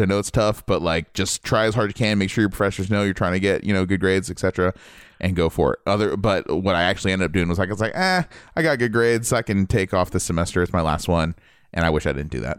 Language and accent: English; Ohio, United States; moved away; I was from Ohio